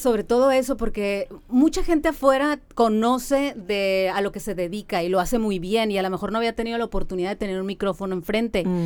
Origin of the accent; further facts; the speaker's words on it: Mexicali, Baja California, Mexico; nací aquí en Mexicali